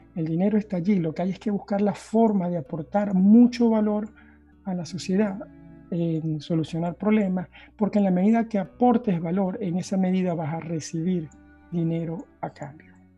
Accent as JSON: {"language": "Spanish", "country": "Venezuela", "moved": "as an adult", "lives_now": "Norway", "said": "soy originalmente de Venezuela"}